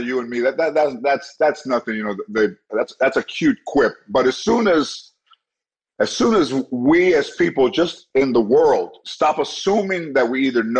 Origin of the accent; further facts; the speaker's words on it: Los Angeles, California, United States; I was born in the General Hospital, probably 6 miles away from here